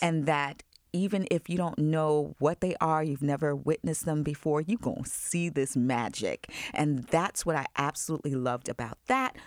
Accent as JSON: {"language": "English", "area": "Long Island", "region": "New York", "country": "United States", "tie": "born or raised there", "moved": "yes", "said": "I grew up in Long Island"}